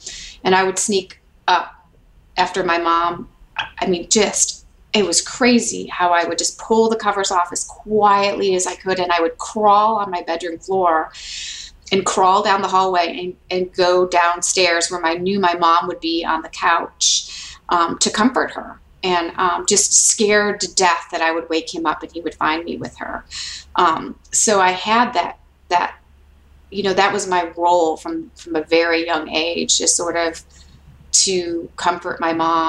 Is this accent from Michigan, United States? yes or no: yes; Detroit, Michigan, United States; moved away as an adult; also born or lived in New York City; now in Alabama, United States; I grew up in Detroit, and my parents are from Detroit